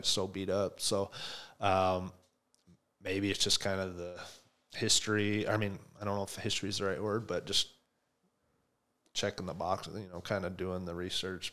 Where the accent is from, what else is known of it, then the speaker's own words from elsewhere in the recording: Buffalo, Wyoming, United States; moved away as an adult; also born or lived in Denver / Chicago; me growing up in Buffalo